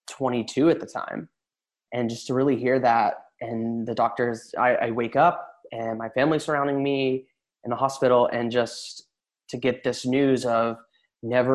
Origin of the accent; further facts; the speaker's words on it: Tennessee, United States; moved away as an adult; now in Los Angeles, United States; I was born and raised in Tennessee in a really small town